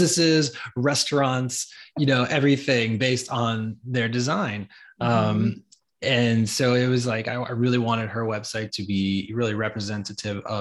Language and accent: English; New York, United States; moved away as an adult; now in Atlanta, United States; I was from New York. We chose Atlanta.